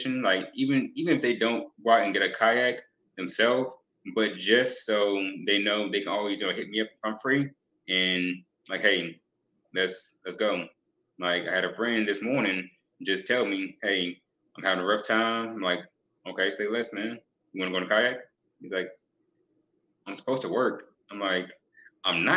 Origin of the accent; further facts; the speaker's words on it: Fayetteville, North Carolina, United States; Where I'm from is Fayetteville, North Carolina. Born and raised there